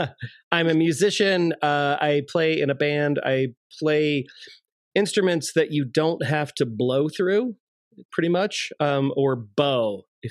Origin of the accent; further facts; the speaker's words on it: Virginia, United States; moved away as an adult; also born or lived in Arizona; now in Westminster, Colorado, United States; I live in Westminster, Colorado. I'm originally from Virginia. I went to college in Arizona for undergrad. I went to Virginia Tech for my master's degree. I got an MBA from Tech.